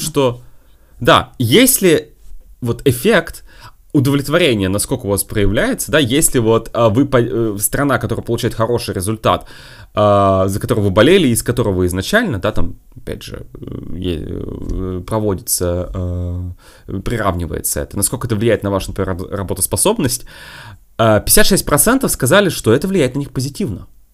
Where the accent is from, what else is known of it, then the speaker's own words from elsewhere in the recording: Russia; я изначально из России